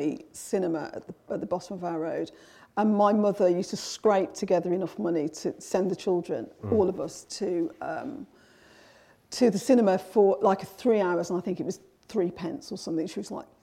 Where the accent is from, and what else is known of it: Birmingham, West Midlands, United Kingdom; born or raised there